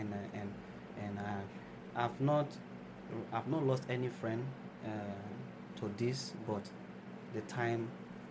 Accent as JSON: {"language": "English", "country": "Nigeria", "moved": "yes", "said": "So I have other things going on in my home country"}